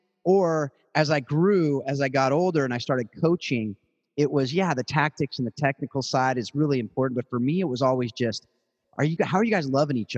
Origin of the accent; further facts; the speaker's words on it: South Orange County, California, United States; also born or lived in Hawaii / Atlanta; born and raised in South Orange County, California.